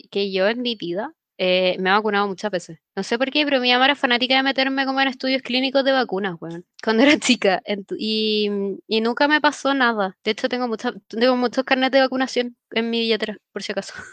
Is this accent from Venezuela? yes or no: no; Mexico; porque soy mexicana